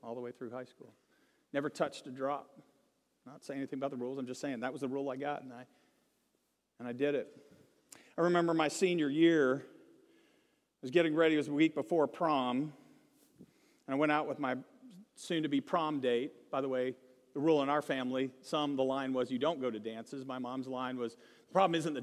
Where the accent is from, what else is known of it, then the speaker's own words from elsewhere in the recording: Virginia, United States; we grew up in Virginia near the East Coast